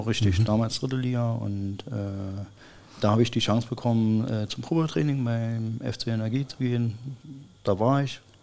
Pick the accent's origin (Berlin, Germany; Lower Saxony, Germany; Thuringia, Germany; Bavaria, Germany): Berlin, Germany; moved away as an adult; also born or lived in Cottbus; ich bin gebürtiger Berliner